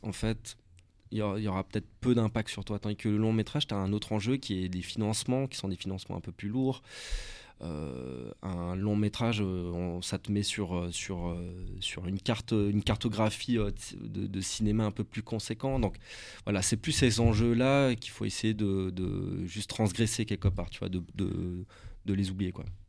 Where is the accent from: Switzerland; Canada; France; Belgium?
Switzerland; je suis suisse